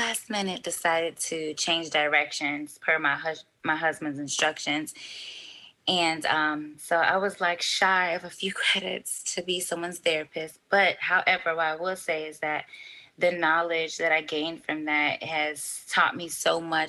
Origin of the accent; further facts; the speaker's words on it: Miami, Florida, United States; I'm originally from Miami. My family's from Haiti